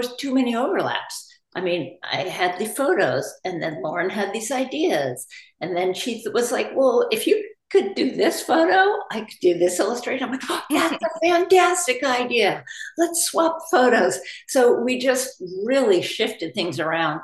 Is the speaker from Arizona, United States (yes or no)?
no; Berkeley, California, United States; we lived on the south side of Berkeley. So as we children were growing up